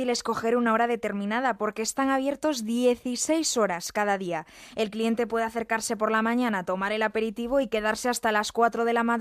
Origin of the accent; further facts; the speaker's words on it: A Coruña, Galicia, Spain; Yo soy de La Coruña